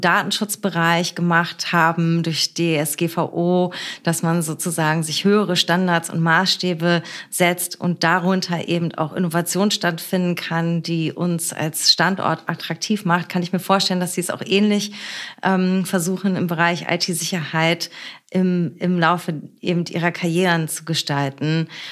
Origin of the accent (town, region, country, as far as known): Berlin, Germany; born or raised there